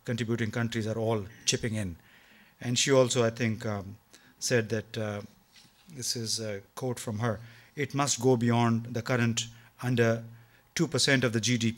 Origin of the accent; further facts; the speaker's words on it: Pakistan; speaking here as a Pakistani